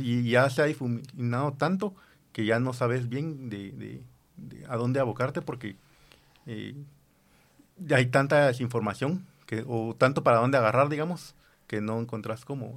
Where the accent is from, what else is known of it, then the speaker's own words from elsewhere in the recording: Guatemala; como, como sociedad guatemalteca